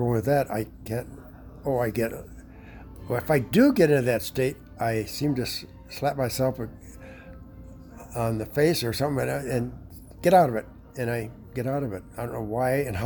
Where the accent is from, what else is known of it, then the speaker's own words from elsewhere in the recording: Chicago, Illinois, United States; I'm from Chicago, around Chicago.